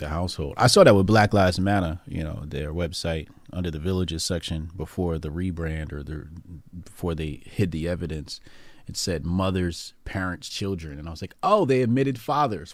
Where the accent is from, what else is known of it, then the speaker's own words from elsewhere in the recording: Newark, New Jersey, United States; my hometown, Newark, New Jersey